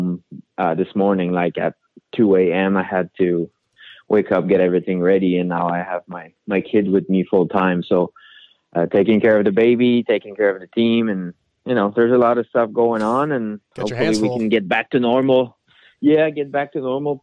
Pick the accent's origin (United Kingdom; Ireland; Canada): Canada; now in United States; being a Canadian